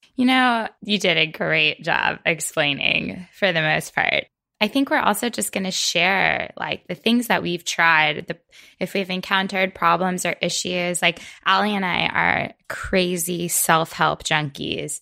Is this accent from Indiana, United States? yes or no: no; Florida, United States; moved away as an adult; now in Maine, United States; I'm from Florida originally, where I spent most of my life